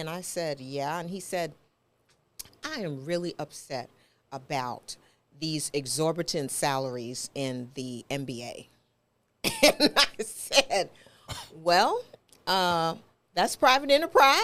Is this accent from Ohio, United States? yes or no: no; New York, United States; moved away; also born or lived in Texas / Memphis; I grew up in New York.